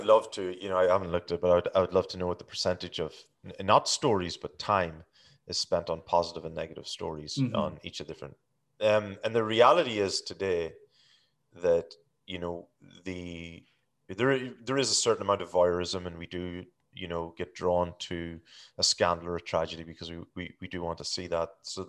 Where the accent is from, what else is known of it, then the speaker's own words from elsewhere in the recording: Ireland; growing up in Ireland, like, you mean during the Troubles and whatever.